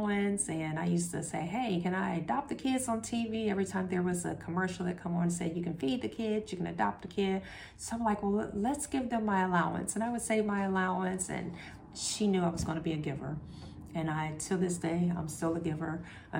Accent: Columbus, Ohio, United States; I grew up in the short north. I grew up on 18th in Cleveland.

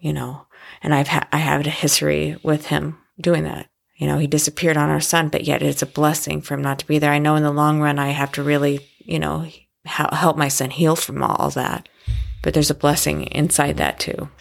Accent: Oregon, United States; also born or lived in Florida; I was born in Florida, and I'm a Navy brat, and I'm the second oldest of six kids. We, I, that grew up in Oregon.

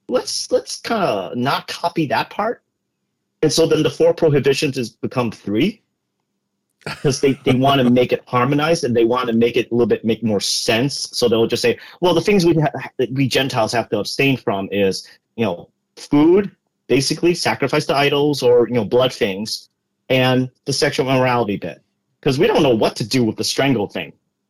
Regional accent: Boston, Massachusetts, United States; accent: Boston; my parents are immigrants from originally Hong Kong. And I was born here. So I could speak English perfectly just fine, mm-hmm. even with a Boston accent, apparently.

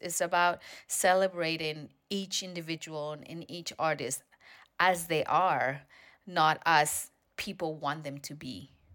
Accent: Spain; now in United States; I'm from Spain originally.

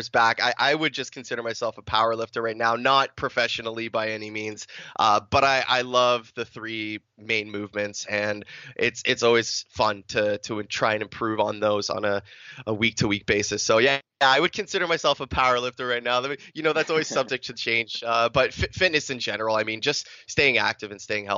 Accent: Canada; I'm Canadian Italian. I was born in Canada. Both my parents immigrated here from Italy back in the 60s.

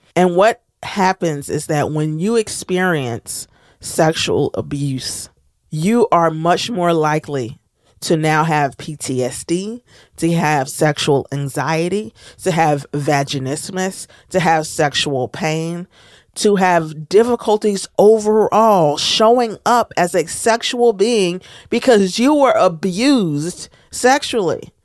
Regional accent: United States; as a Black American

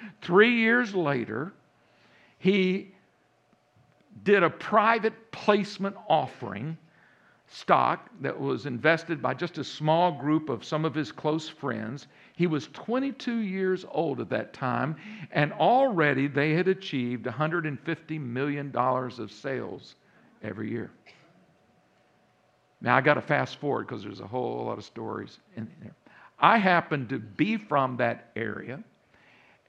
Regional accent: Central Texas, United States; accent: Texas; also born or lived in Round Rock, Texas; now in Virginia, United States; I grew up in Central Texas, And many of you hear that accent now in the background a little bit. Yeah, that's a Texas accent

